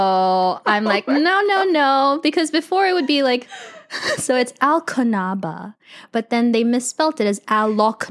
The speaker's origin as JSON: {"language": "English", "country": "Philippines", "said": "I'm Filipino"}